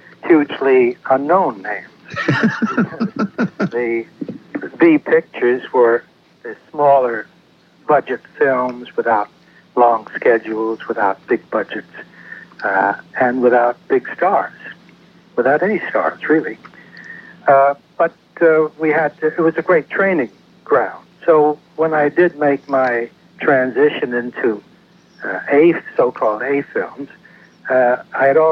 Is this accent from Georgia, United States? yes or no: no; New York City, New York, United States; moved away as an adult; also born or lived in Peekskill, New York / Providence, Rhode Island / New Haven, Connecticut; I grew up mostly in New York City.